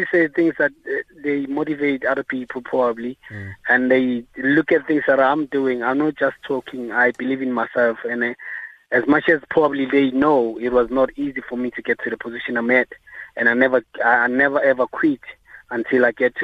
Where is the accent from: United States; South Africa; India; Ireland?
South Africa; moved away as an adult; now in United Kingdom; a South African boxer coming to the UK